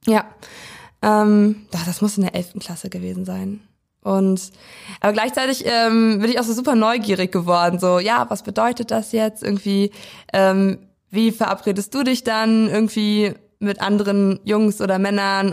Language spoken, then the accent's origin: German; Weisen, Brandenburg, Germany; now in Schwerin, Germany; komme ursprünglich aus Weisen. Das ist ein kleines Dörfchen im Norden Brandenburgs im Landkreis Prignitz.